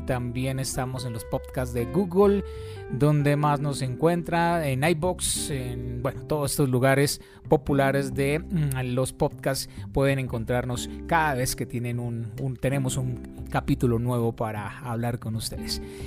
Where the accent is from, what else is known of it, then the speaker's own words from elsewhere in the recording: Manzanares, Caldas, Colombia; Manzanares, de donde yo soy